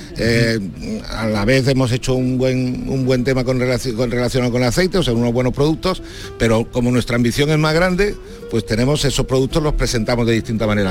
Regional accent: Seville, Andalusia, Spain; como sevillanos

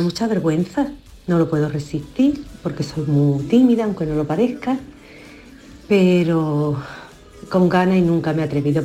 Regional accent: Huelva, Andalusia, Spain; Soy de Huelva

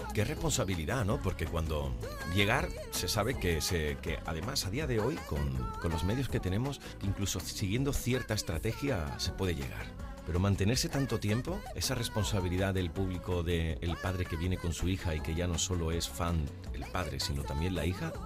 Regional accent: Huelva, Andalusia, Spain; yo estaba en mi tierra, en Huelva

